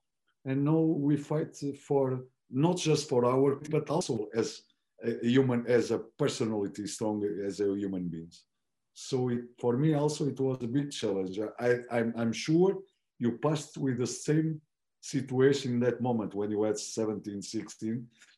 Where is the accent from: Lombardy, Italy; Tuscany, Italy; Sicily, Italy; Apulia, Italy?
Tuscany, Italy; Florence; English is a second language; My club is Firenze. When I start, it's from my city. My father was a director there.